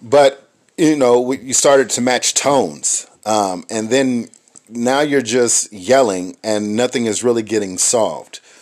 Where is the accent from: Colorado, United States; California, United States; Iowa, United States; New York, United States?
California, United States; Inglewood; growing up where I grew up in Inglewood, California